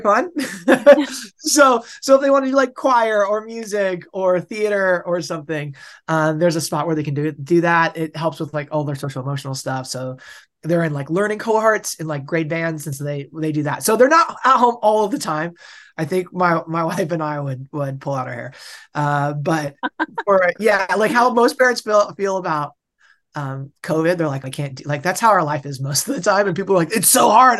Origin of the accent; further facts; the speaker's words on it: Bellingham, Washington, United States; also born or lived in Boulder; I'm from Bellingham, Washington, which is, like, as far upper left of the United States as you can basically get